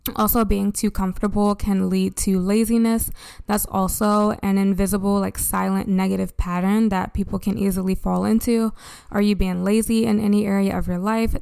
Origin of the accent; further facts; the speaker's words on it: United States; As an American society